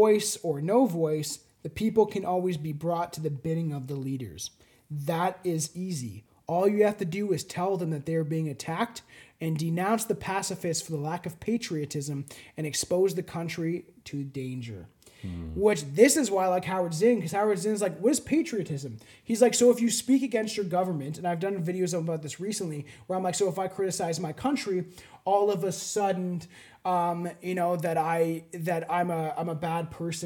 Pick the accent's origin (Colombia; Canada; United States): Canada; I'm Canadian.